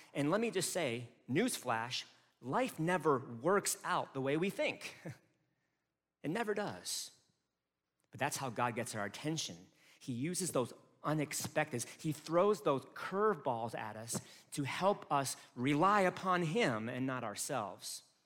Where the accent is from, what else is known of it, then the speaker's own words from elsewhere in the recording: United States; also born or lived in Chicago / Detroit; as an American people